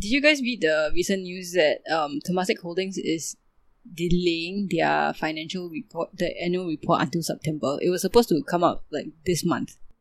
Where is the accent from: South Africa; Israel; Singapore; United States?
Singapore; it's that sense of pride of being a Singaporean and, you know, being surrounded by other Singaporeans.